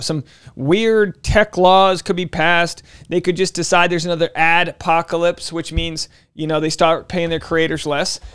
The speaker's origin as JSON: {"language": "English", "town": "Newport", "region": "Rhode Island", "country": "United States", "tie": "born or raised there", "said": "My hometown in Newport, Rhode Island"}